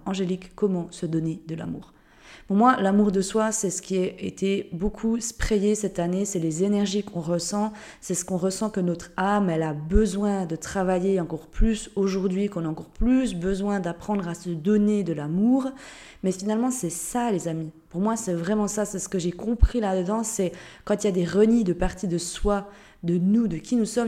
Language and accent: French; Jura, Switzerland; moved away as an adult; also born or lived in Geneva; now in Lisbon, Portugal; De base, je viens de Suisse, du Jura, dans une toute petite région